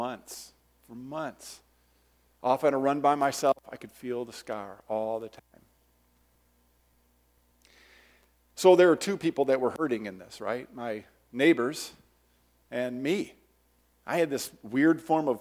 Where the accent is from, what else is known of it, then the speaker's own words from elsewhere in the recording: Detroit, Michigan, United States; I'm from Detroit